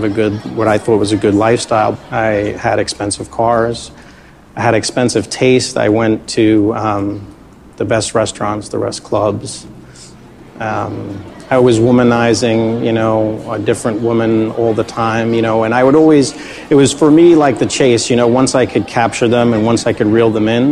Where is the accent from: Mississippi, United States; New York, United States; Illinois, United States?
New York, United States; New York City; accent: Brooklyn; my Brooklyn accent